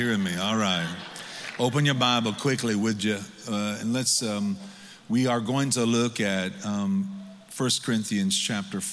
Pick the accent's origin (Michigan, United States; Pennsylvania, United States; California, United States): Michigan, United States; now in Missouri, United States; I come from Michigan, where it's so cold it takes you an hour to preach what you could have said in 30 minutes. I've lived in Missouri now for 17 years